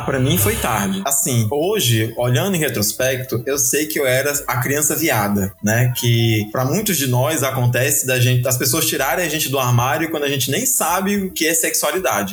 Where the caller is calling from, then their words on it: Fortaleza, Ceará, Brazil; falo de Fortaleza